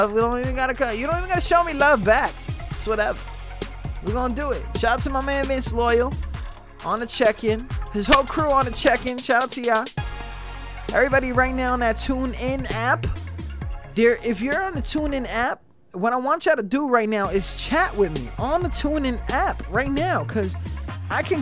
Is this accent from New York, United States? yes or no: yes; New York, United States; now in Virginia, United States; I'm from New York